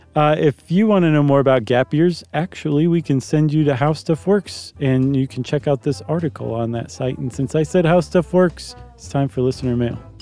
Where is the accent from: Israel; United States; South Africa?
United States; as an American